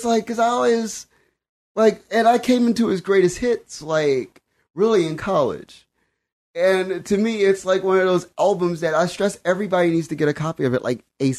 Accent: Compton, California, United States; Like, I'm an artist from Compton and I have the ability to conduct music.

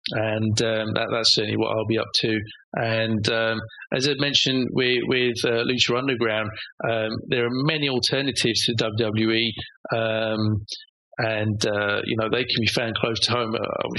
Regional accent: Leicester, East Midlands, United Kingdom; We've got a local promotion to me called Leicester Championship Wrestling in my hometown.

